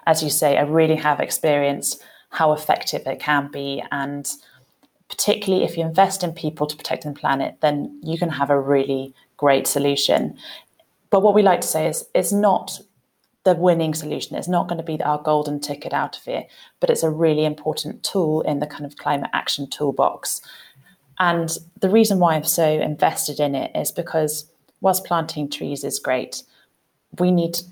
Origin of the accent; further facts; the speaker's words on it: London, United Kingdom; moved away as an adult; also born or lived in Kenya; I born and bred in London